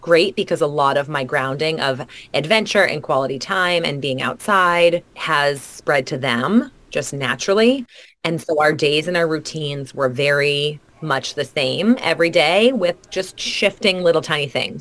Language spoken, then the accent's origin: English; New England, United States; also born or lived in Arizona; I grew up here in the New England area